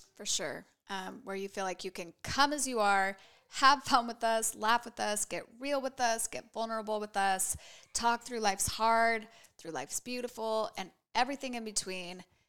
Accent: Boise, Idaho, United States; moved away as an adult; also born or lived in San Francisco Bay Area; I was born and raised here in Boise.

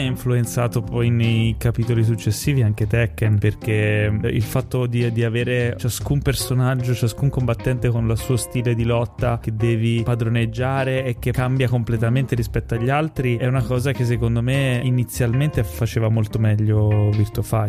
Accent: Ischia, Campania, Italy; io sono nato a Ischia

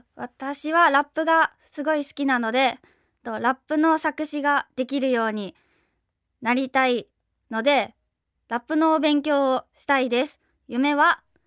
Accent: Osaka, Japan; 大阪府出身です

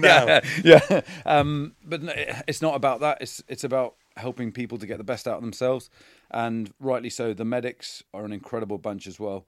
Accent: Ivybridge, South West England, United Kingdom; moved away; I grew up in the Southwest. I went to Iverbridge Community College

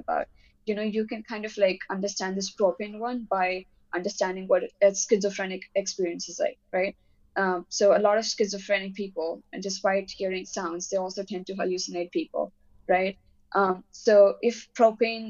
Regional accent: India; I'm Indian

